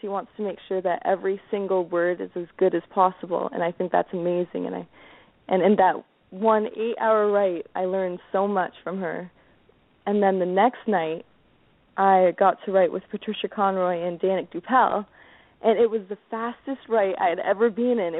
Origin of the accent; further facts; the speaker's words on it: Chatham, Ontario, Canada; my hometown at the Capitol Theater in Chatham.